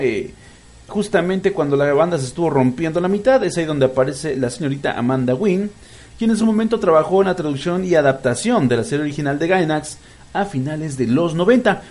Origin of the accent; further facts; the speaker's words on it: Mexico; soy un pinche mexicano bien ridículo